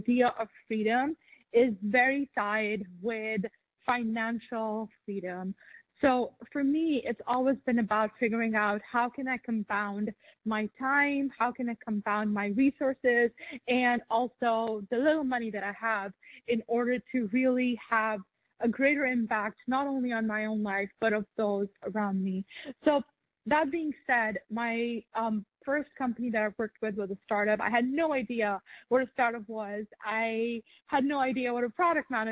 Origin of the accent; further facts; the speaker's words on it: Pakistan; I grew up in Pakistan